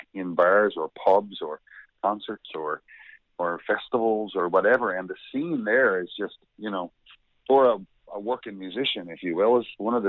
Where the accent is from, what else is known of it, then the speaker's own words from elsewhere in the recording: Petty Harbour, Newfoundland and Labrador, Canada; also born or lived in St. John's, Newfoundland; I had the homegrown music kind of in me … growing up in Petty Harbor, singing songs in the kitchen and the churches and all that. And then when I moved to St. John's